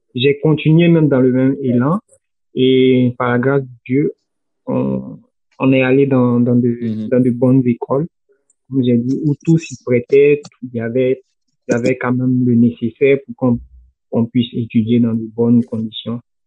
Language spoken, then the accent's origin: French; Côte d’Ivoire; now in Senegal; Chez nous, en, Côte d'Ivoire